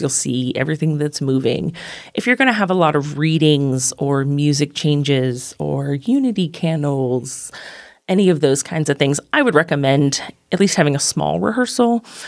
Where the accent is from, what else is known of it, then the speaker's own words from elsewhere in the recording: Northeastern Ohio, United States; moved away as an adult; also born or lived in upstate New York; now in Lexington, United States; I'm originally from Northeastern Ohio, lived in upstate New York, and have been in Lexington for about nine years now.